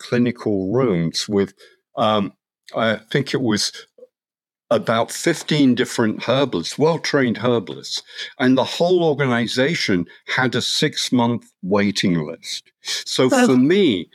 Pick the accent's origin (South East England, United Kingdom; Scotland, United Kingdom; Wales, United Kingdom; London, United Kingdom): London, United Kingdom; moved away; I grew up in London, was a scientist